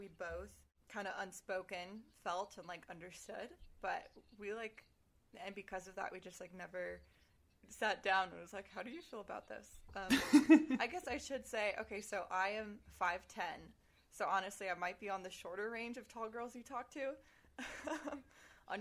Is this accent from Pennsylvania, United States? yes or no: no; Henderson, Nevada, United States; moved away as an adult; also born or lived in Utah; I was born and raised in Las Vegas, Nevada, Henderson